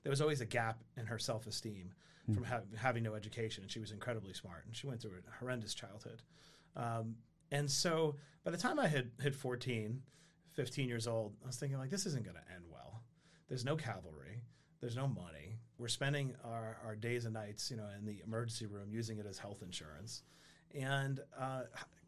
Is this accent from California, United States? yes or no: no; New York City, New York, United States; I grew up in Queens, New York, and product of a broken home